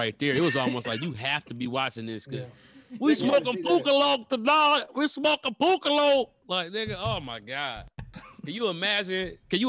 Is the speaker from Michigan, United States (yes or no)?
yes; Detroit, Michigan, United States; I'm from Detroit